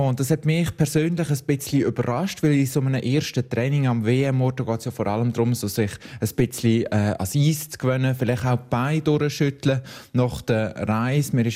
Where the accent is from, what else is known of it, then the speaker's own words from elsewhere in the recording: Lenzerheide, Graubünden, Switzerland; ich bin auf der Lenzer Heide aufgewachsen, wo immer auf der Lenzer Heide, studiere dort zu Chur. Das ist, das ist meine Heimat, das ist, das ist für mich etwas vom grössten Kanton Graubünden dürfen, ansässig sein, da wohnen dürfen und auch sagen, ich komme von Graubünden